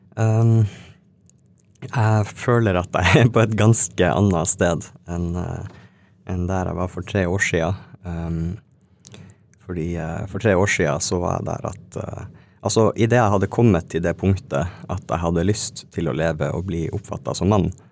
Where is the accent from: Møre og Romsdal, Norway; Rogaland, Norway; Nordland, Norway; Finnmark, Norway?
Finnmark, Norway; Alta; moved away; also born or lived in Tana; jeg er fra Tana, oppvokst i Alta